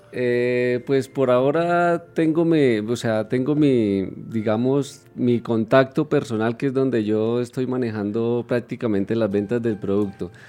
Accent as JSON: {"language": "Spanish", "town": "Puente Nacional", "region": "Santander", "country": "Colombia", "moved": "yes", "lives_now": "Bogotá, Colombia", "said": "yo soy de Puente Nacional Santander"}